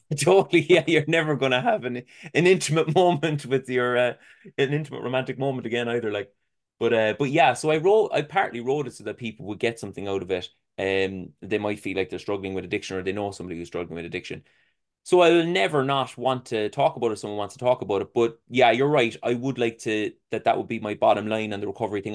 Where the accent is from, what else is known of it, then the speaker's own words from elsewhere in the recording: Ireland; being an Irish person